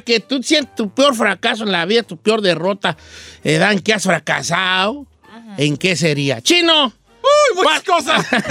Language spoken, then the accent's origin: Spanish; Mexico; now in United States; en México, en mi rancho